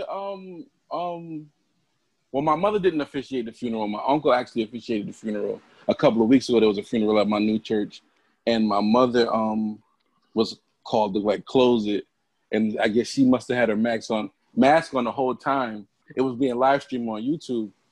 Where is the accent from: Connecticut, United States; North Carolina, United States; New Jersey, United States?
Connecticut, United States; I'm from Connecticut though, so, and I live in the, burbs